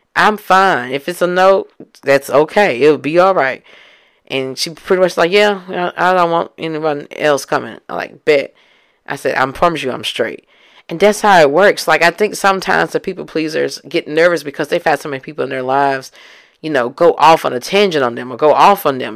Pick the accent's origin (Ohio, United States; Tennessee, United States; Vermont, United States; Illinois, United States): Tennessee, United States; Memphis; I'm from Memphis